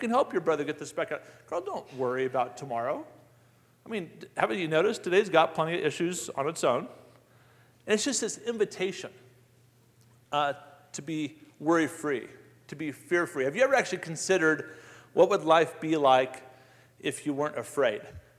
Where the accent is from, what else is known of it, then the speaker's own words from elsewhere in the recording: Colorado Springs, Colorado, United States; Fort Carson, where I grew up